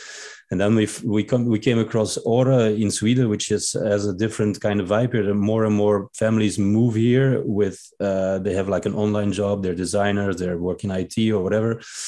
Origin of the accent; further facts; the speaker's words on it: Belgium; moved away; I'm from Belgium, and I've been living a nomadic life